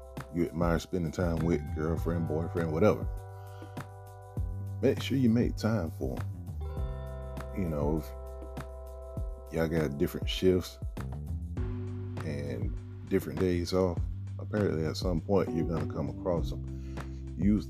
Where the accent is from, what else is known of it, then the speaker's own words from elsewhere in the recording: Atlanta, Georgia, United States; my hometown.